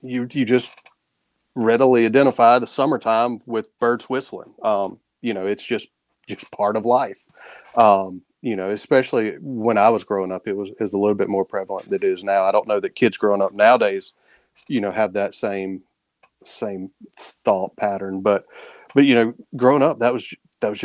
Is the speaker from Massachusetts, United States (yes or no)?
no; Lexington, South Carolina, United States; I'm originally from Lexington, South Carolina, which is sort of right outside of Columbia, born and raised there